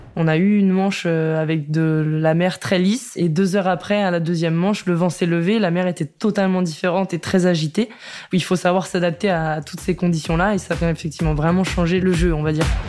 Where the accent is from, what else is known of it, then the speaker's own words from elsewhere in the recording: Rillieux-la-Pape, Auvergne-Rhône-Alpes, France; je suis née à Rieux-la-Pape dans la région euh, lyonnaise